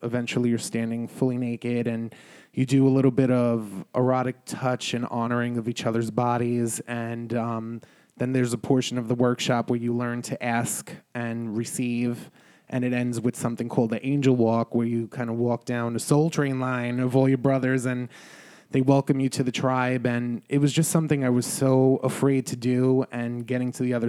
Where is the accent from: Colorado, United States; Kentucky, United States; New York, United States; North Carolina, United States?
New York, United States; New York City; I'm a New Yorker